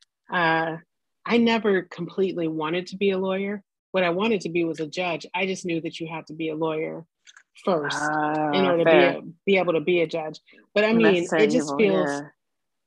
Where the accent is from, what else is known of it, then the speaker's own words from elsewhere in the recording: Los Angeles, California, United States; I grew up in South Central Los Angeles, and everybody in my neighborhood, almost everybody in my neighborhood was Black